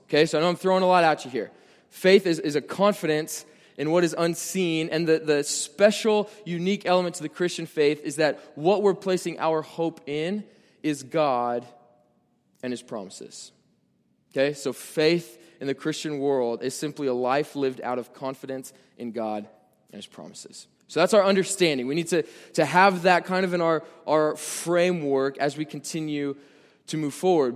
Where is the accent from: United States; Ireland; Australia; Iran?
United States; Nebraska; I'm from Nebraska